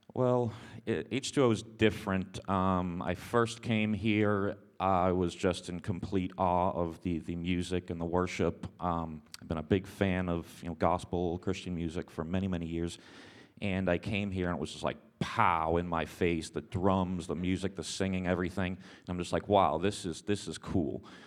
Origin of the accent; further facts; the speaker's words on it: Boston, Massachusetts, United States; moved away; I was raised in Boston area